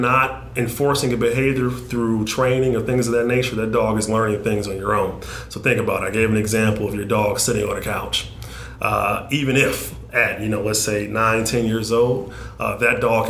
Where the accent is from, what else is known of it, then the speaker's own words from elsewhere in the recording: Detroit, Michigan, United States; I grew up in Northwest Detroit